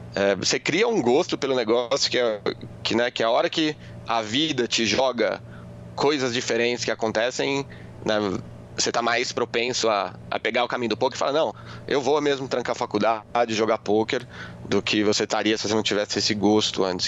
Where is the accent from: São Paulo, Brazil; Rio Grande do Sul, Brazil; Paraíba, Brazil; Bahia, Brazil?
São Paulo, Brazil; Guarulhos; eu cresci em Guarulhos, né? Eu nasci em São Paulo, vim, vim para Guarulhos quando era muito pequeno